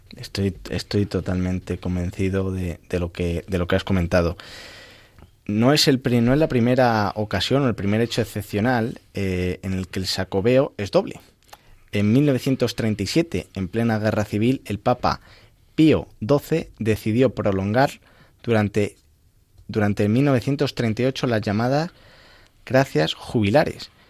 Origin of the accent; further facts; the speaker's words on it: El Arenal, Castile and León, Spain; desde mi pueblo, desde el Arenal, en la provincia de, Ávila